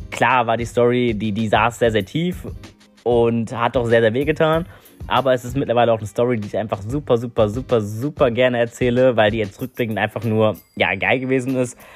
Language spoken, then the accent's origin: German; North Rhine-Westphalia, Germany; also ihr müsst wissen, ich bin aus NRW.